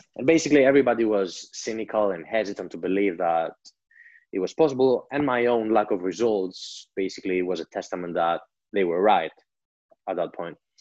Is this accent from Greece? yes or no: yes; Greece; I grew up in Greece